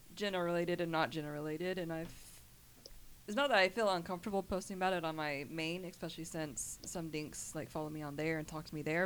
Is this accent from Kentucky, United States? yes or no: yes; Kentucky, United States; also born or lived in Georgia; I was a uh, originally born in Georgia. Only lived there for two years, and then I was raised in Kentucky.